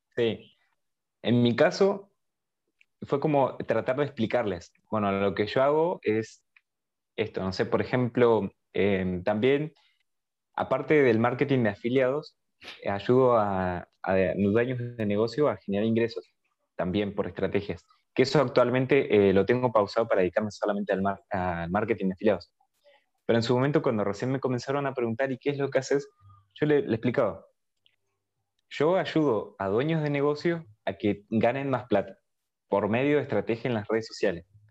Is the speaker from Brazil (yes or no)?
no; Argentina; Pero yo soy de Argentina